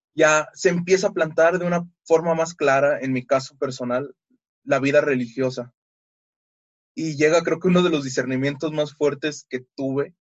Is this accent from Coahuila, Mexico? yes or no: no; Mexico City, Mexico; soy de la Ciudad de México